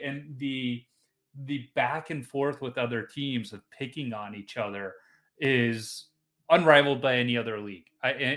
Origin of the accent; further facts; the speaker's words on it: Chicago, Illinois, United States; I grew up in Chicago